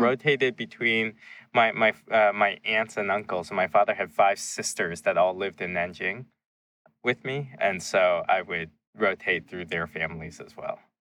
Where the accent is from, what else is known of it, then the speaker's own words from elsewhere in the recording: Seattle, Washington, United States; also born or lived in China; when we settled near Seattle, it was in the suburb that we, we were across the street from a dairy farm